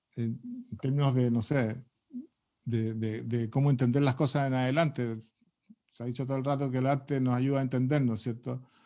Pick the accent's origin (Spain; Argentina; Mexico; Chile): Chile; ese mundo distinto que tenemos los chilenos